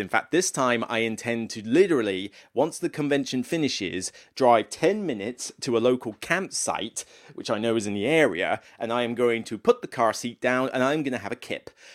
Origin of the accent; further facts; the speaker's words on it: Taunton, South West England, United Kingdom; moved away; Holiday Inn in Taunton. So it's in my hometown